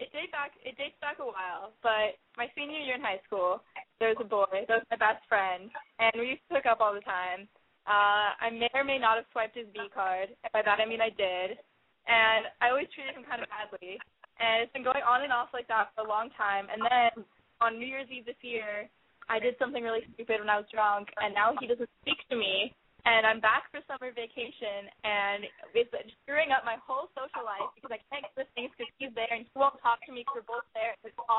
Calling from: Los Angeles, California, United States; I'm calling from Los Angeles. I'm 19 years old.

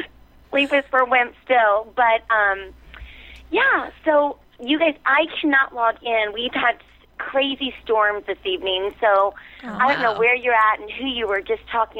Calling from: Indiana, United States; I'm calling from Indiana.

